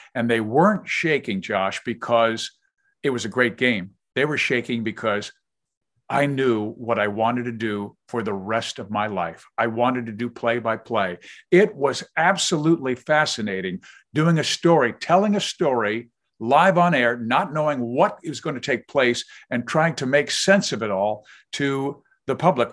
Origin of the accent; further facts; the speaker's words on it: Kansas City, Missouri, United States; moved away as an adult; also born or lived in Manhattan, Kansas / Hastings, Nebraska / Topeka, Kansas / Cincinnati; I've spent the last eleven in Kansas City, which is my hometown